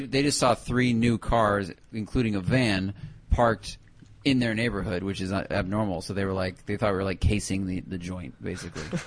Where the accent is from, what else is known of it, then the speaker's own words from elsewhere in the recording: Northern California, United States; I grew up in NorCal. It rained like for three months straight